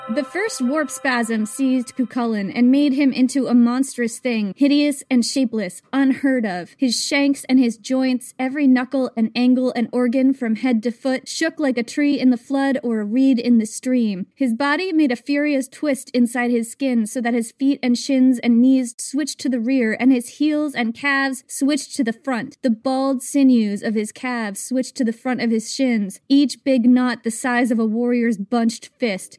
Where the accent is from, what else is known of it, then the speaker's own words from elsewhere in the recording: United States; I am American